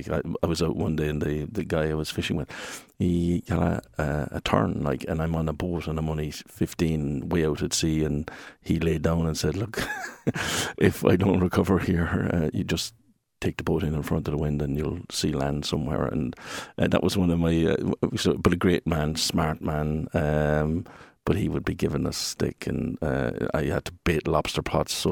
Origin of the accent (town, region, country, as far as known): Ballycotton, Munster, Ireland; born or raised there; moved away as an adult